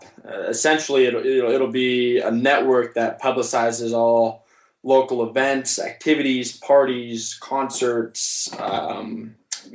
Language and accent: English; Summerlin, Nevada, United States; in my hometown, Summerlin